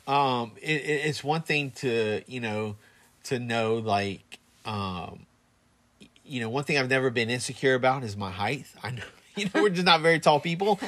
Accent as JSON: {"language": "English", "town": "Plant City", "region": "Florida", "country": "United States", "said": "I'm from Plant City"}